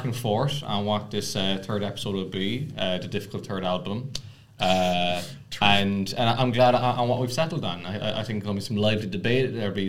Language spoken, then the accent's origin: English; Ireland; I am from Ireland, so this is my big moment.